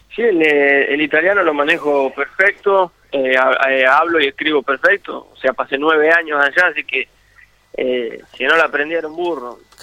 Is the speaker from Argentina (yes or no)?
yes; La Pampa, Argentina; moved away; also born or lived in Italy